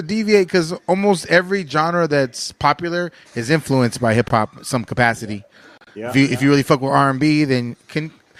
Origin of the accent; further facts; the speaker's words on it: Japan; also born or lived in Phoenix; now in Tucson, United States; I'm from Tucson, Arizona. I'm from Phoenix. I grew up in Japan. I'm a military brat, but I live in Tucson.